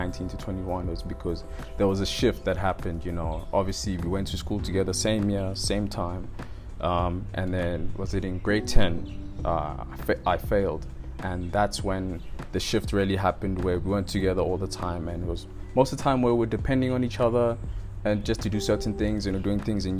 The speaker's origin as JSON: {"language": "English", "town": "Roodepoort", "region": "Gauteng", "country": "South Africa", "tie": "born or raised there", "also_born_or_lived": "Northcliff, Johannesburg", "said": "I was born in Flower Clinic"}